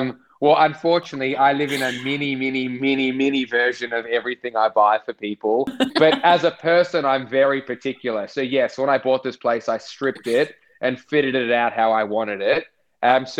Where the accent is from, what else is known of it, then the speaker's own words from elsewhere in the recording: Sydney, New South Wales, Australia; I grew up in the North Shore in St. Ives